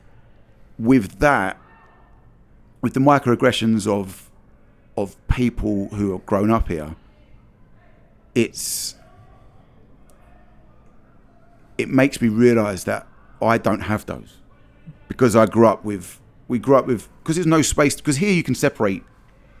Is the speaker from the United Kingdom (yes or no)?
yes; London, United Kingdom; moved away as an adult; now in Texas, United States; I grew up in London